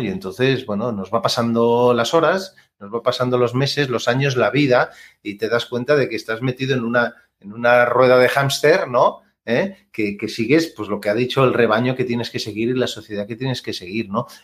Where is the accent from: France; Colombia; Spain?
Spain; Catalonia; yo que soy catalán